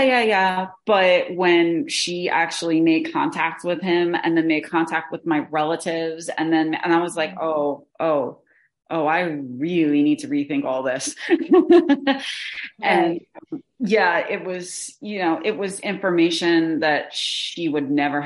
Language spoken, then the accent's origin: English; New Jersey, United States; I'm from New Jersey